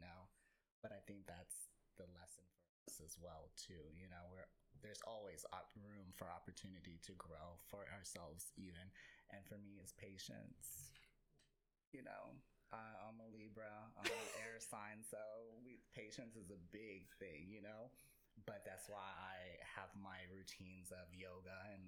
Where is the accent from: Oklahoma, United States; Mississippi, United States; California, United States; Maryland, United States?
Oklahoma, United States; now in Dallas-Fort Worth, United States; I'm from Oklahoma. I grew up in Oklahoma.